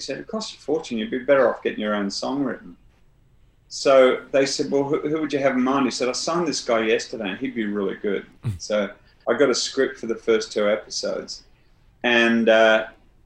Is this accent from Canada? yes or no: no; North Wales, United Kingdom; moved away; also born or lived in Southwest London; I was growing up in North Wales